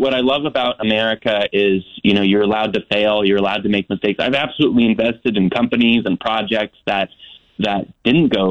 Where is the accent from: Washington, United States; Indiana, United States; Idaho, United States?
Idaho, United States; North; I grew up in North Idaho